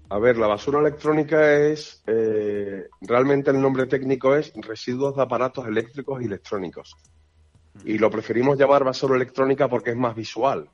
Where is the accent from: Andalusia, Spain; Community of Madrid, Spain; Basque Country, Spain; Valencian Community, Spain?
Andalusia, Spain; Seville; moved away as an adult; now in Villafranca de los Barros, Spain; yo soy de Sevilla